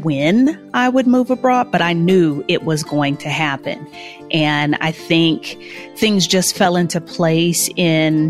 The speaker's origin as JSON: {"language": "English", "town": "Houston", "region": "Texas", "country": "United States", "moved": "as an adult", "lives_now": "Mexico City, Mexico", "said": "I am originally from Houston. I currently live in Mexico City"}